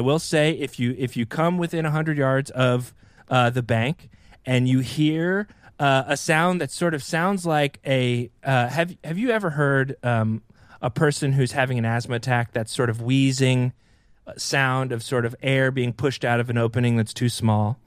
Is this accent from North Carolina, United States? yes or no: yes; Columbia, North Carolina, United States; moved away; I'm from Columbia, North Carolina